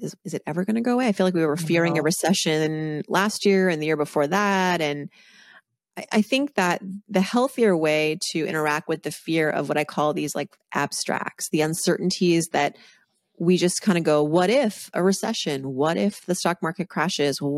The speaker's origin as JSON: {"language": "English", "region": "Massachusetts", "country": "United States", "tie": "born or raised there", "said": "growing up on the East Coast in Massachusetts"}